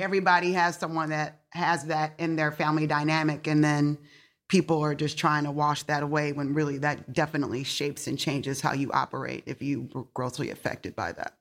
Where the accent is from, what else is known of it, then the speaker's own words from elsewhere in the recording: Detroit, Michigan, United States; you grow up in Detroit